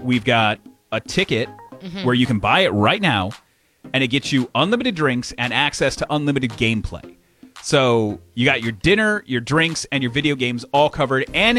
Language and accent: English; Michigan, United States; I grew up in Michigan.